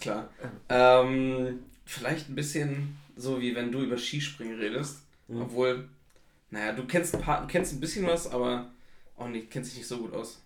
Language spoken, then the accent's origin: German; Flensburg, Schleswig-Holstein, Germany; also ich komme aus Flensburg